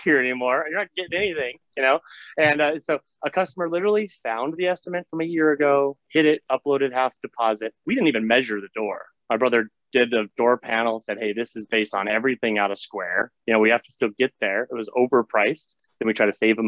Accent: Montana, United States; I grew up in Montana

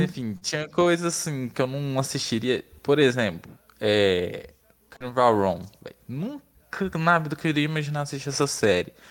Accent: Barro Alto, Goiás, Brazil; moved away as an adult; now in Goiânia, Brazil; Sou de Barro Alto.

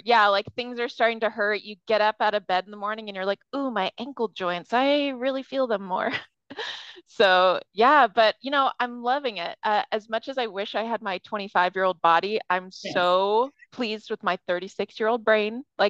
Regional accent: Bay Area, California, United States; moved away as an adult; I was born and raised in the Bay Area.

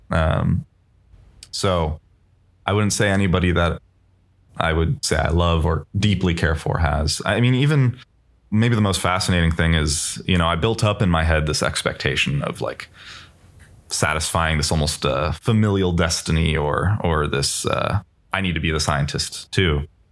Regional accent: Bay Area, California, United States; I grew up in the Bay Area

